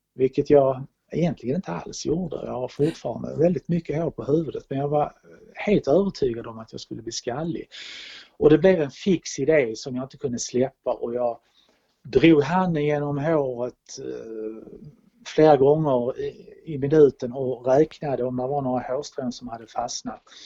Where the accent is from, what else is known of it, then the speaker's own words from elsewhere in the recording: Malmö, Skåne, Sweden; also born or lived in New Delhi, India / Stockholm / Copenhagen; now in Rörum, Sweden; den minsta stad jag bott i är Malmö där jag är född.